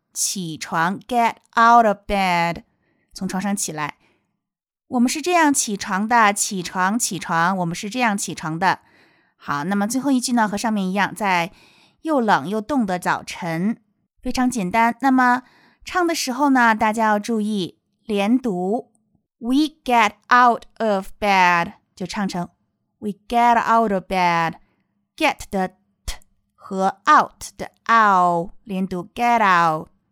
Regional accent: China; 我们中国人

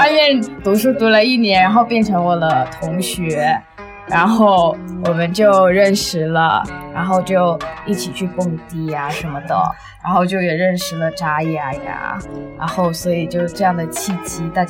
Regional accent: Chaozhou, Guangdong, China; 广东潮州。

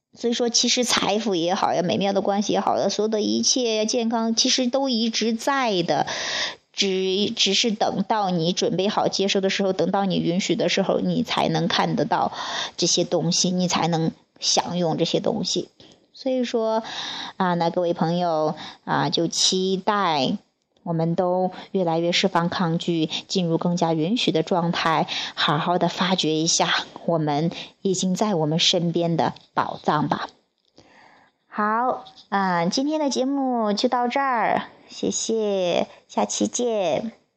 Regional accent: Wuyang, Henan, China; moved away as an adult; 我的家乡武阳

